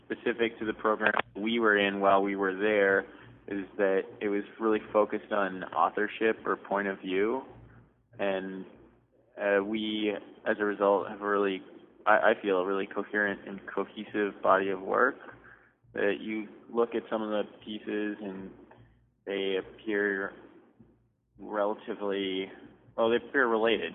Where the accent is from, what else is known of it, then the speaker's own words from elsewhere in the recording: Toronto, Ontario, Canada; moved away as an adult; also born or lived in Providence / Brooklyn; I grew up in Toronto.